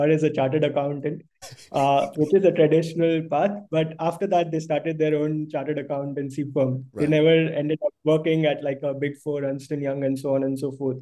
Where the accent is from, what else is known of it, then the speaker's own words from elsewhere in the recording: Mumbai, Maharashtra, India; also born or lived in Bangalore; I've basically been born and brought up in Bombay